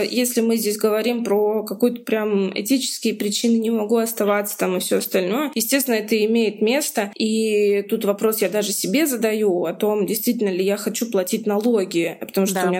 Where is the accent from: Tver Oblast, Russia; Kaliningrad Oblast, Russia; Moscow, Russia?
Moscow, Russia; ну, допустим, я из Москвы, да, если сейчас я зарабатываю в рублях